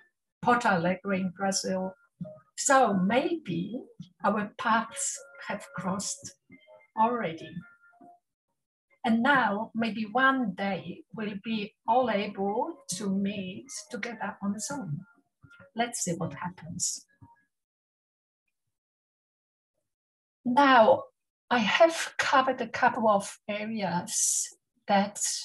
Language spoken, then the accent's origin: English; Warsaw, Masovian Voivodeship, Poland; first language Polish; English is a second language; moved away as an adult; I was born in Warsaw, the capital city of Poland. I went through primary, secondary, school of music, and then entered the University of Music in Warsaw